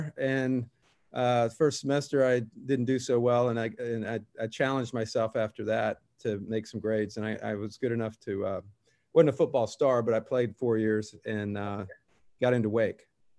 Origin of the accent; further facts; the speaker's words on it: Virginia Beach, Virginia, United States; I grew up in Virginia Beach, Virginia.